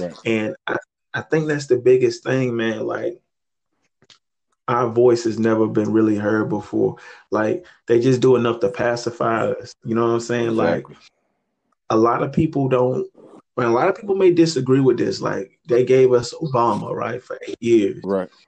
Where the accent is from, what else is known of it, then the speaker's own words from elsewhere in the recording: Chesterfield, Virginia, United States; It dominantly white school, definitely growing up in Chesterfield.